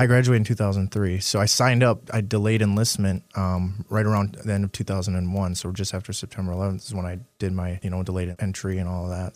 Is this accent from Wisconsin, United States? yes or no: yes; Marinette, Wisconsin, United States; also born or lived in Crivitz, Wisconsin; I grew up in northern Wisconsin, northeast Wisconsin, uh, in a small town, well, not really too small, Marinette, Wisconsin.